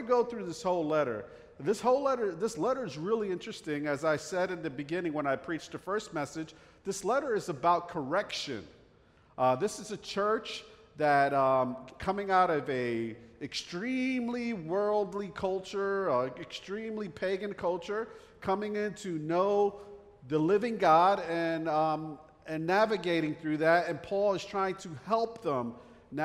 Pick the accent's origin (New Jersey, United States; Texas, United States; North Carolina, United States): New Jersey, United States; accent: Jersey; moved away; I grew up in the North Jersey area, right outside New York City. That's why I have this Jersey accent